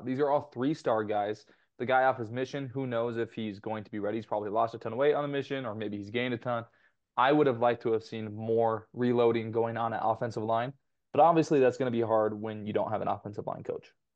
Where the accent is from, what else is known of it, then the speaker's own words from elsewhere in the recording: Temecula, California, United States; Basically my hometown, my wife's hometown.